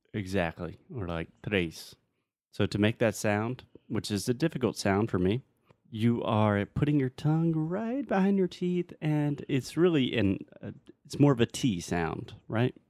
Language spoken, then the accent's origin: English; South Carolina, United States; moved away; I'm from the South. I'm from South Carolina